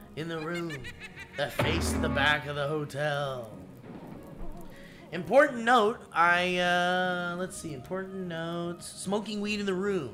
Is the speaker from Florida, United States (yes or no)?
no; Rochester, New Hampshire, United States; And we had to go live in a hotel in my hometown of Rochester, New Hampshire.